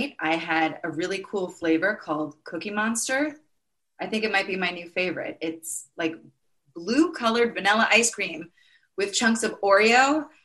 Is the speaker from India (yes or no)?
no; New York, United States; I'm from New York